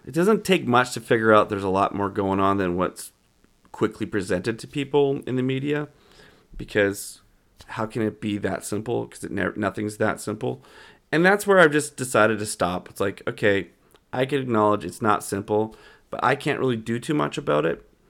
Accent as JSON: {"language": "English", "town": "Calgary", "region": "Alberta", "country": "Canada", "tie": "born or raised there", "said": "I grew up in Calgary"}